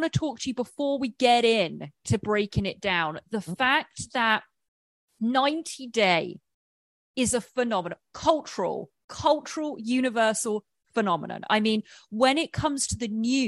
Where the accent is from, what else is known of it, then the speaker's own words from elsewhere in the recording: about 40 miles west of London, South East England, United Kingdom; moved away as an adult; now in Los Angeles, United States; I am born and raised in England. I live in Los Angeles.